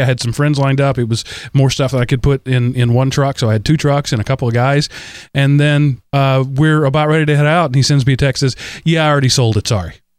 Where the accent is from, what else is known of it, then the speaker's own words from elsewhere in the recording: Texas, United States; moved away; I was from Texas in that time